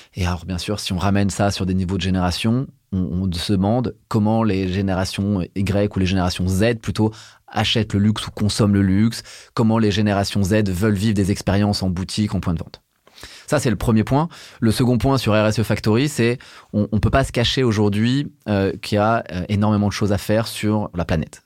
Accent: Burgundy, Bourgogne-Franche-Comté, France; Je viens de Bourgogne, je suis un enfant des années 80 élevé en Bourgogne

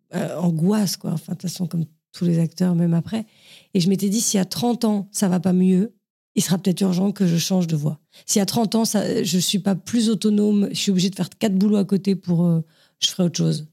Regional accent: Saint-Cloud, Île-de-France, France; also born or lived in Paris; j'étais dans le quatre-vingt-douze à peu près toute mon enfance, à Saint-Cloud, quand j'étais toute petite, et après au Pont-de-Sèvres

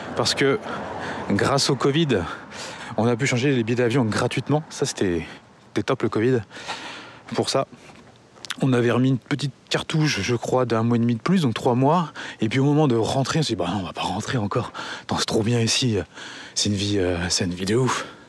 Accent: Angers, Pays de la Loire, France; also born or lived in Paris; nous sommes originaires d'Angers

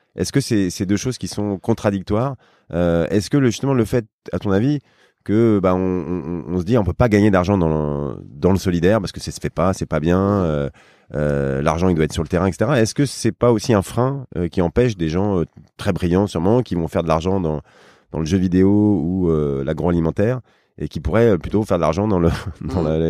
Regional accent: near Rambouillet, Île-de-France, France; je viens de, près de Rambouillet

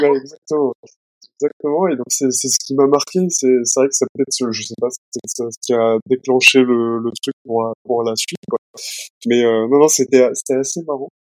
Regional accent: Nantes, Pays de la Loire, France; moved away as an adult; also born or lived in Edinburgh / Angers / Toulouse / Bordeaux; now in Paris, France; je suis originaire de Nantes

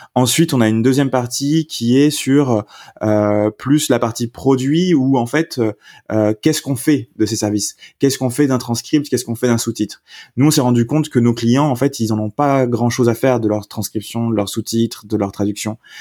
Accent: south-west France, France; moved away as an adult; also born or lived in Paris / Ireland / United Kingdom; je suis originaire du sud-ouest de la France, donc campagne, campagne

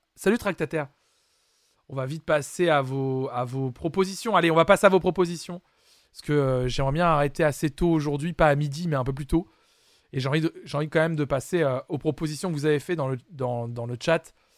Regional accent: France; chez nous en France

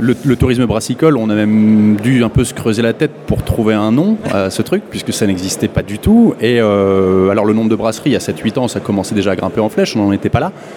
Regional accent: Lille, Hauts-de-France, France; je suis de Lille

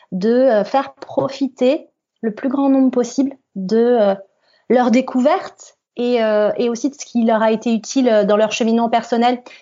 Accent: Île-de-France, France; Parce que quand on vient de Seine-Saint-Denis, on a des challenges supplémentaires quand on a envie de réussir.

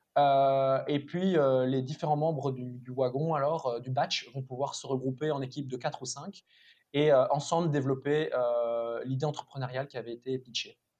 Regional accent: Mouscron, Wallonia, Belgium; also born or lived in Louvain-la-Neuve; j'ai grandi à Moucron

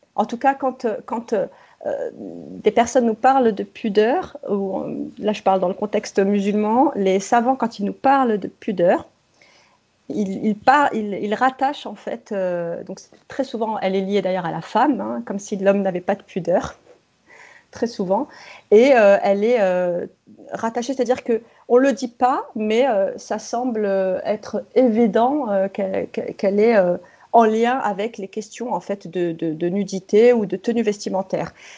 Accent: France; je suis née, j'ai grandi en France

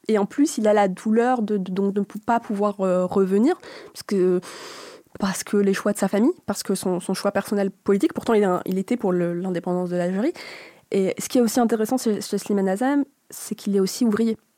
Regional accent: Tunisia; je suis tunisienne

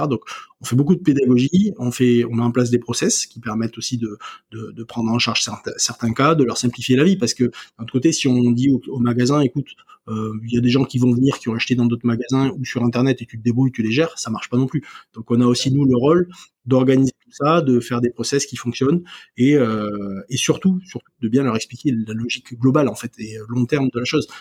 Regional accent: Ariège, Occitania, France; chez moi en Ariège

